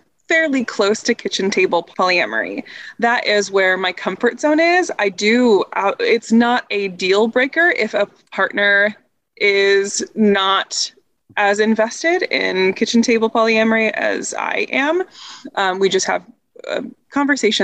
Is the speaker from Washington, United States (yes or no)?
no; Indiana, United States; moved away as an adult; also born or lived in Chicago; I grew up in Indiana